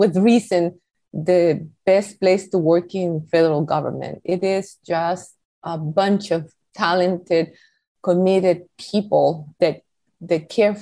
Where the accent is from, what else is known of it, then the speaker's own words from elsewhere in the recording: Costa Rica; English is a second language; moved away as an adult; now in United States; I was born in Costa Rica